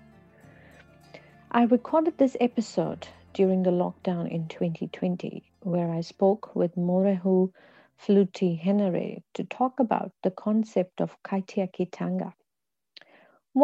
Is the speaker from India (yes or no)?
yes; India; moved away as an adult; now in New Zealand; I come from India